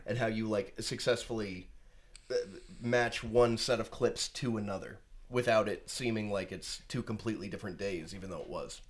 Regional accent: Rhode Island, United States; I'm from Rhode Island, born and raised

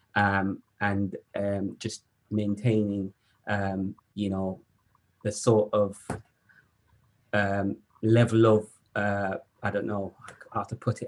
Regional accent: Jamaica; moved away as an adult; So I, I was born in Jamaica mm. um, and I was educated um, in my early early years, I would say. I spent most of my teenage years in Jamaica

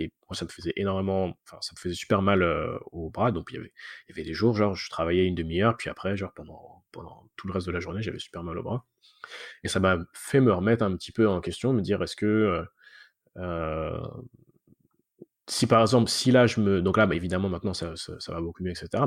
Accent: France; moved away as an adult; now in Montreal, Canada; je suis français à la base, mais ça fait maintenant 11 ans que je suis, que je suis à Montréal

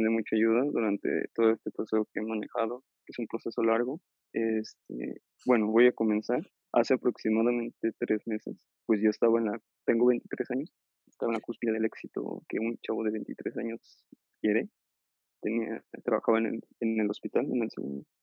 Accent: León, Guanajuato, Mexico; como ya no vive aquí en León, yo soy de León

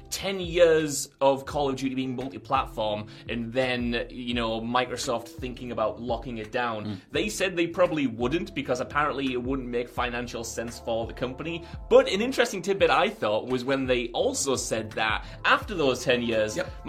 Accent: United Kingdom

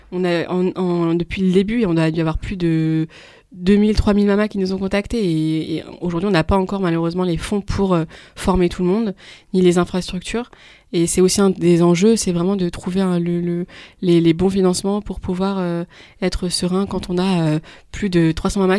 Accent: Île-de-France, France; moi, je venais d'Île-de-France, donc euh, notre réseau, on connaissait des, femmes

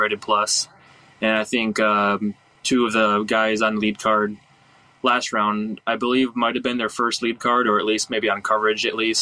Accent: Michigan, United States; moved away; my home state of Michigan

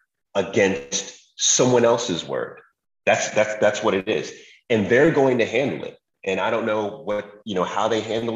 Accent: New York, United States; I'm from New York. We think we can do everything.

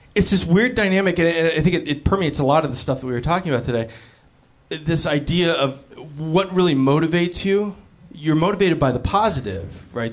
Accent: Los Angeles, California, United States; growing up in Los Angeles

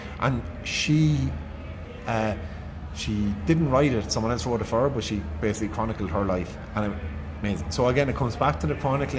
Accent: Ireland; Like, I am intrinsically Irish. I go on about my Irishness an awful lot.

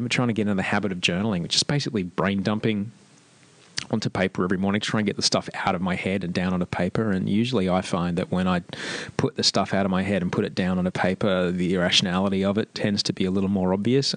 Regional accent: Australia; moved away as an adult; now in Amsterdam, Netherlands; growing up in Australia

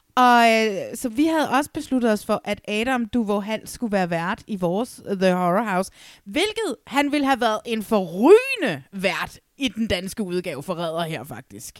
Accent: Næstved, Zealand, Denmark; moved away; det er nede i Næstved, hvor jeg kommer fra

